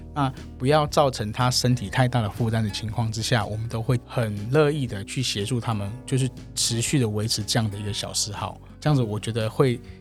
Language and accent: Chinese; Hsinchu, Taiwan; moved away as an adult; now in Taipei, Taiwan; 我本身是新竹人，大家在粉砖上面也会看到嗯。我是新竹的客家人